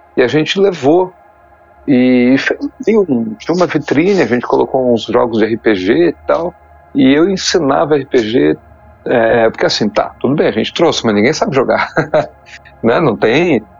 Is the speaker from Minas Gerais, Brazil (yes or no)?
yes; Poços de Caldas, Minas Gerais, Brazil; also born or lived in São Paulo; que eu morava em Poço de Caldas, né? Eu nasci em São Paulo, mas minha família mudou para Poço, de Caldas